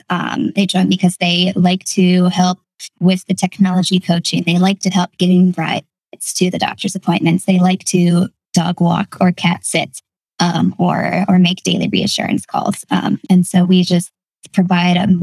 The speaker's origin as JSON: {"language": "English", "region": "Northwestern Pennsylvania", "country": "United States", "tie": "born or raised there", "moved": "yes", "lives_now": "Lancaster, United States", "said": "I grew up in Northwestern Pennsylvania in a small town"}